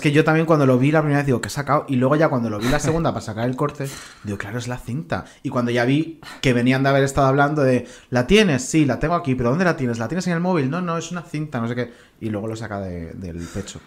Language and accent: Spanish; Combarro, Galicia, Spain; mi pueblo, de Conbarro, en Galicia